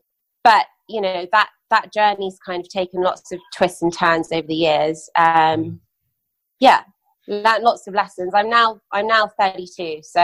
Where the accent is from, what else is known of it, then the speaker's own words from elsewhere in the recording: London, United Kingdom; also born or lived in Dubai, United Arab Emirates; so I was born in London, spent my childhood between there and Dubai, family business was in Dubai.